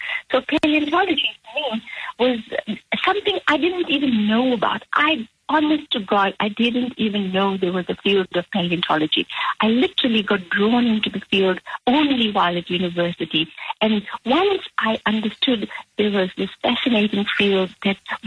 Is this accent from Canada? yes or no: no; South Africa; I grew up in South Africa